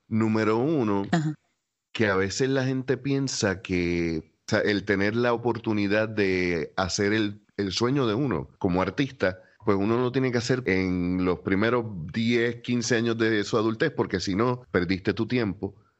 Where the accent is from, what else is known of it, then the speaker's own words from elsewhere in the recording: Puerto Rico; como puertorriqueño también conozco la cultura